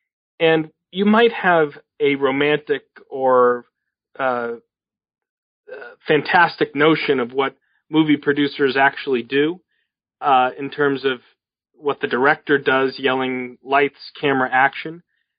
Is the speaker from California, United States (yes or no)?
no; Boston, Massachusetts, United States; Well, I grew up in Boston and in the cradle of the American Revolution, became an intense student of American history